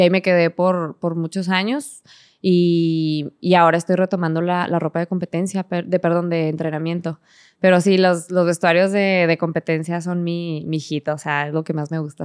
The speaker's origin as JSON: {"language": "Spanish", "town": "Hidalgo del Parral", "region": "Chihuahua", "country": "Mexico", "tie": "born or raised there", "also_born_or_lived": "Mexico City", "moved": "as an adult", "said": "crecimos en Parral realmente, porque a los seis años más o menos míos eh, nos mudamos a, Parral, Chihuahua"}